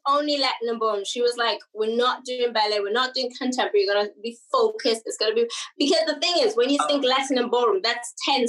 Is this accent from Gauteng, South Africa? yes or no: yes; Mabopane, Gauteng, South Africa; first language English; I was born in Mabopane in South Africa. That's a little township outside of Pretoria. So Pretoria is the capital city of South Africa. I was born in a little township outside of it called Mabopane.